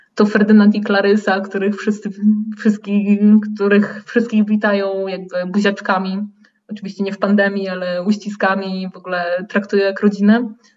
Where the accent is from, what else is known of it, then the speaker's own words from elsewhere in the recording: Poland; moved away as an adult; now in Porto, Portugal; ja wychowałam się w Polsce w dużym mieście